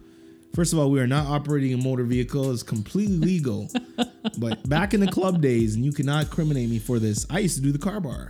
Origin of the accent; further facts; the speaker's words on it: Dorchester, Massachusetts, United States; I'm from Dorchester.